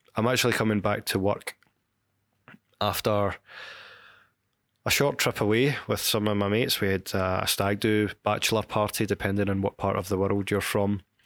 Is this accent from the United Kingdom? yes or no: yes; Glasgow, Scotland, United Kingdom; my hometown of Glasgow